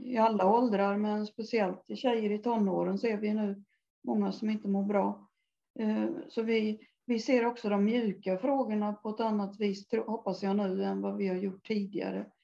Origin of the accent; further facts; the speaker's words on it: Älvsered, Sweden; jag kommer ifrån Älvsred, uppvuxen där